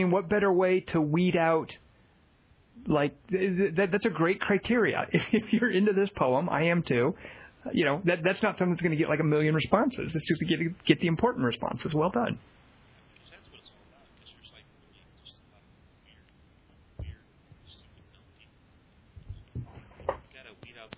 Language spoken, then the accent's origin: English; Arkansas, United States; moved away; I'm from Arkansas